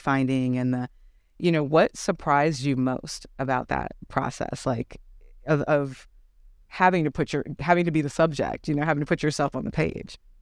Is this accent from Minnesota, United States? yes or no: yes; Minneapolis, Minnesota, United States; my hometown of Minneapolis